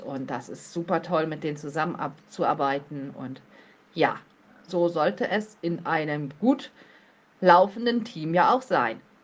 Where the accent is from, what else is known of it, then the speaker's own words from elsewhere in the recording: Plön district, Schleswig-Holstein, Germany; Ich komme aus Kreisplön. Das liegt ebenfalls in Schleswig-Holstein.